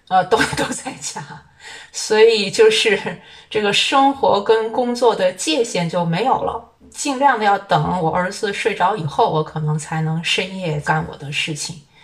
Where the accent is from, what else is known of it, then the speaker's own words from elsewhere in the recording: China; 我们中国人